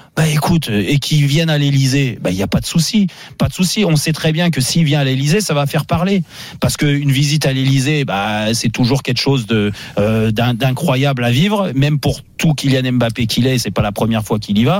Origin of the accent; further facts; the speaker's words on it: France; nous, en tant que Français